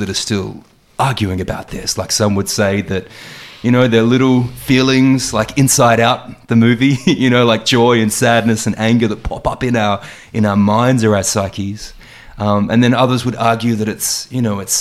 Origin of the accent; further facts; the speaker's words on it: Adelaide, South Australia, Australia; moved away as an adult; also born or lived in Sydney; I was born in Adelaide and I moved to Sydney around 2004.